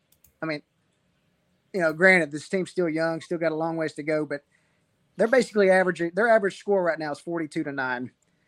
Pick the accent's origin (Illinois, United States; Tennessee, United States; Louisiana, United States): Tennessee, United States; moved away; I'm originally from Tennessee, man.